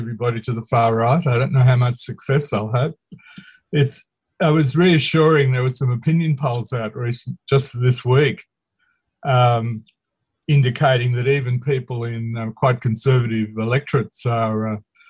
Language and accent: English; Bundaberg, Queensland, Australia; moved away; my hometown, Bundaberg